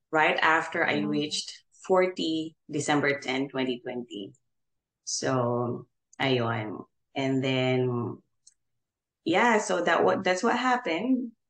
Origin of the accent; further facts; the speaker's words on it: General Santos, Soccsksargen, Philippines; moved away as an adult; now in Houston, United States; Um, I'm originally from General Santos City. So um, not really Bisaya, but I talk Bisaya, my parents are mm. Tagalog. Um, and then we came to Houston way back in 2013.